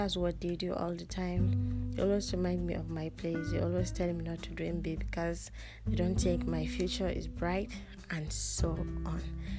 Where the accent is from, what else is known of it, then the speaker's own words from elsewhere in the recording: Kaduna, Kaduna State, Nigeria; English is a second language; I'm a Nigerian. I was born and raised in Kaduna, Nigeria, in Africa.